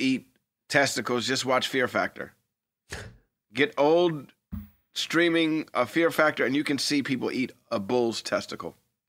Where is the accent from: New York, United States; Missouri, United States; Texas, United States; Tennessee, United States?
New York, United States; New York City; Growing up in New York City, I would always order from this diner called Westway Diner, right?